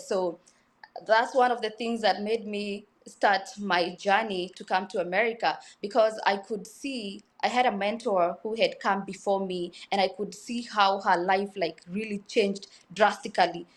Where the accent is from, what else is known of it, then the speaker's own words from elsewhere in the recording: Kenya; I was born in Kenya in a small village, uh, called Kari and Dusi. I am rudely, usually very proud of where I've come from.